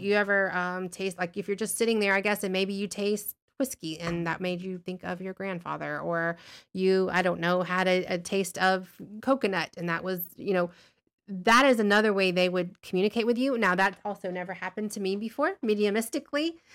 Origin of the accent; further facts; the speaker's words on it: Alabama, United States; We're from Alabama